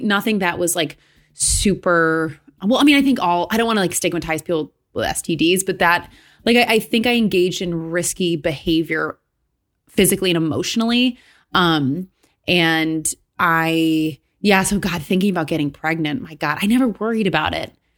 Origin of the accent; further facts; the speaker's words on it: Michigan, United States; now in New York, United States; I grew up in Michigan where, like, there's a lot of Catholic people where I grew up.